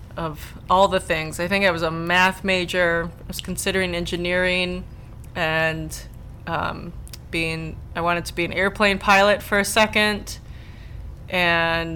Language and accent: English; Madison, Wisconsin, United States; I'm from Madison, Wisconsin.